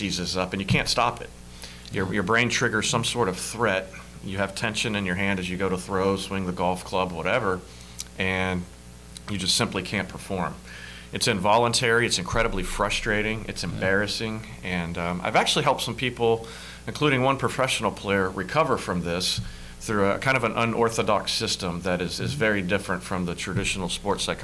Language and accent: English; Hendersonville, Tennessee, United States; I grew up in Hendersonville, just north of Nashville